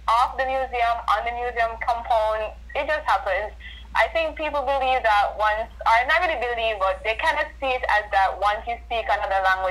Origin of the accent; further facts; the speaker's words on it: Jamaica; I'm from Jamaica.